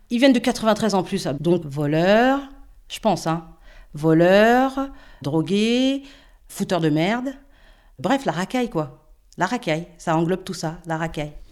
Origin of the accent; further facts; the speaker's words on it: Île-de-France, France; now in Villers-Cotterêts, France; Et euh, non seulement on vient de Seine-Saint-Denis, mais en plus de ça, on est noir.